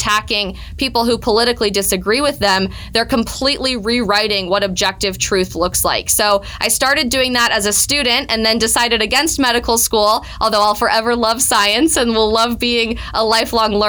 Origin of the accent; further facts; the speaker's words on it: Colorado, United States; my home state of Colorado